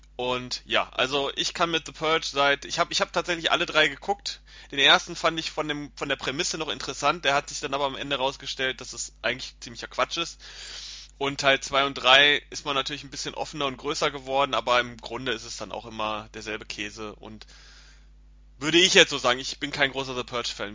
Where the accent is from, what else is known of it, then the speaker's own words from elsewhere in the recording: Germany; bei uns in Deutschland